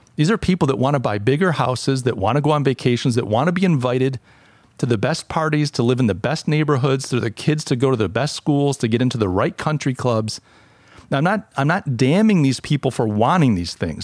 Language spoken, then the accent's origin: English; Rochester, New York, United States; now in Charleston, United States; I come from Rochester, New York. Uh, I'm a refugee out in, uh, uh, to, out of Rochester to Charleston